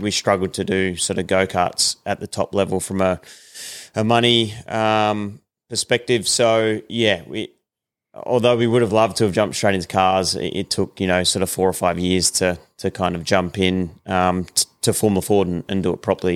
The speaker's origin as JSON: {"language": "English", "town": "Sydney", "region": "New South Wales", "country": "Australia", "tie": "born or raised there", "said": "I was born in Sydney"}